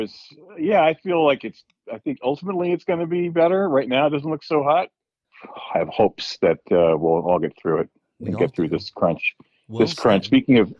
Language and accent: English; New Jersey, United States; now in Los Angeles, United States; I grew up in New Jersey, but I live in Los Angeles now.